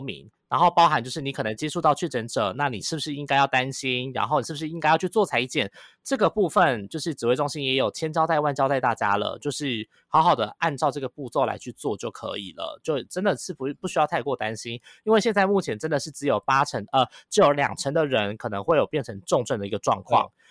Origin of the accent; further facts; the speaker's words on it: Taiwan; 大家全世界都在看我们台湾在怎么控制这个